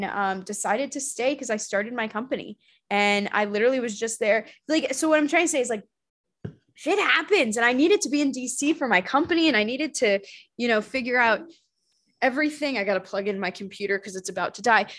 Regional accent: Arizona, United States; I'm from Arizona

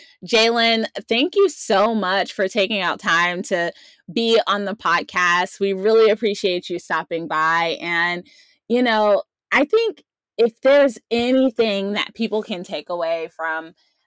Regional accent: Maryland, United States; Yeah, and I came from Maryland where we had all four seasons, but I just tend to live in the spring and summer.

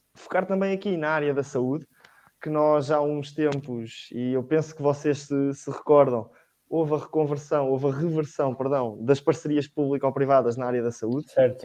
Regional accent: Leiria, Leiria District, Portugal; tenho 18 anos, estou, sou de Leiria

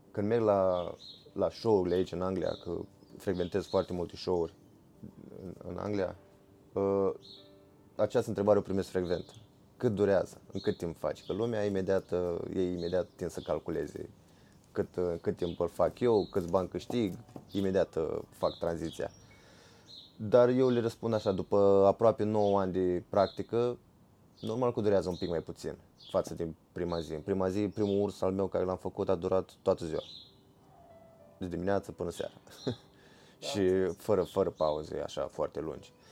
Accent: Romania; noi venim din România, eu prefer urs, îmi place foarte mult pentru că noi avem foarte, mult urși, foarte mulți urși sălbatici.

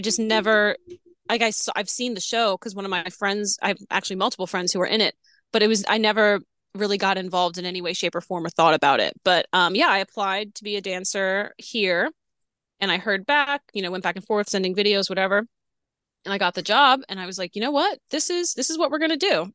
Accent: New Orleans, Louisiana, United States; moved away as an adult; also born or lived in Florida; I'm from New Orleans. Um, grew up there

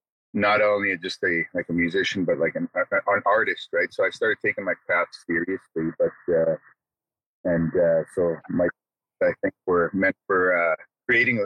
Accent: Ebb and Flow First Nation, Sandy Bay First Nation, Manitoba, Canada; I come from Ebb and Flow First Nation, as well as Sandy Bay First Nation in Manitoba here.

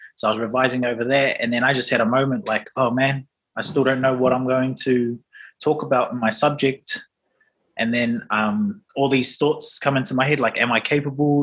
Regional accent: Auckland, New Zealand; also born or lived in Rotoiti; So I'm from Rotoiti, but grew up in Auckland.

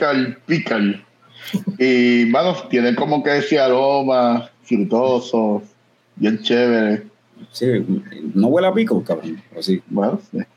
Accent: Manatí, Puerto Rico; also born or lived in Bayamón; yo, soy criado en Manatí, pero tengo historia en Bayamón. yo nací

